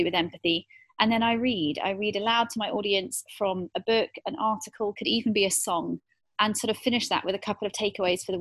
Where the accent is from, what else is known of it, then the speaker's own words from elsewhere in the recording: United Kingdom; moved away as an adult; also born or lived in South Africa / Hong Kong / Singapore; now in Dubai, United Arab Emirates; I'm British originally, so born and bred in the UK in the South